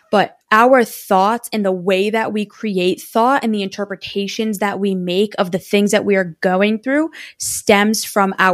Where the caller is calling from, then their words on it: Massachusetts, United States; I am near the Boston area. So I am about 35 minutes outside of Boston.